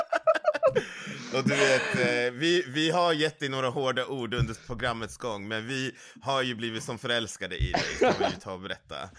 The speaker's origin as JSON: {"language": "Swedish", "town": "Uppsala", "region": "Uppsala County", "country": "Sweden", "said": "jag är ju från Uppsala. Nu bor jag i Uppsala"}